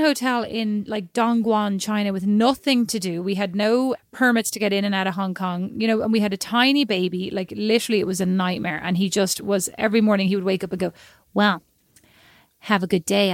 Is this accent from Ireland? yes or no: yes; Ireland; I'm Irish.